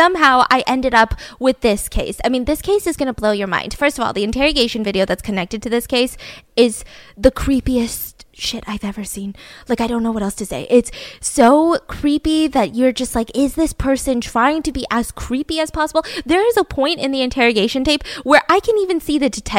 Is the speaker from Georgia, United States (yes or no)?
yes; Georgia, United States; my home state of Georgia